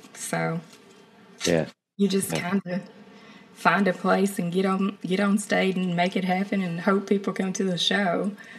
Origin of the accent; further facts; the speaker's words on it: Memphis, Tennessee, United States; moved away as an adult; also born or lived in New York; she told him I was from Memphis and that I played music